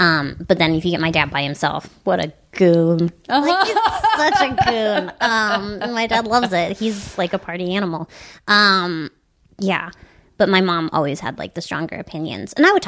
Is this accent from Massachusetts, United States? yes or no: yes; Wellesley, Massachusetts, United States; also born or lived in Baltimore, Maryland; Boston. I grew up in Boston. Mm-hmm. I was born in Baltimore. And then I grew up in Boston.